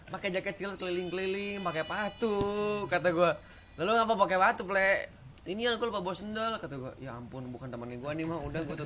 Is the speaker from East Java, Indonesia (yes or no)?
no; Bandung, West Java, Indonesia; kan panas banget ya gua kan orang Bandung kagak kagak biasa panas lah